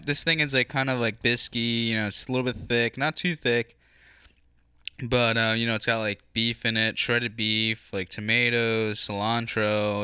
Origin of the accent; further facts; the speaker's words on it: United States; I was born here